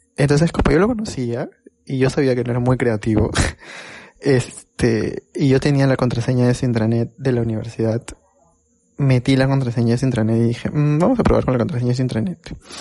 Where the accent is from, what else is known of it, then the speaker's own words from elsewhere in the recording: Lima, Peru; moved away; la primera vez que salí de Lima, pero fue el distrito de Lima, fue para irme a Chosica.